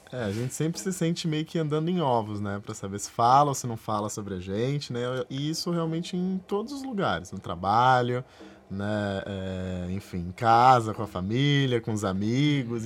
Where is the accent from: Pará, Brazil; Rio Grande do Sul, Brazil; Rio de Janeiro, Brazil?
Rio de Janeiro, Brazil; que eu sou do Rio